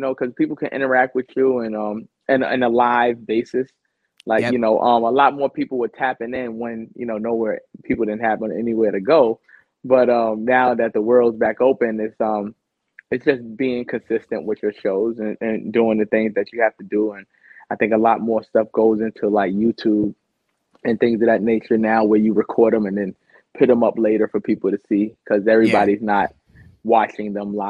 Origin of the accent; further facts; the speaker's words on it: New York City, New York, United States; we're both from Queens